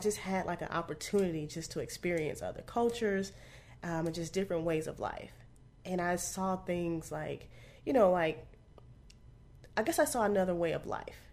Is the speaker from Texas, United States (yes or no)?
yes; Arlington, Texas, United States; also born or lived in Bunkie, Louisiana; I grew up in Texas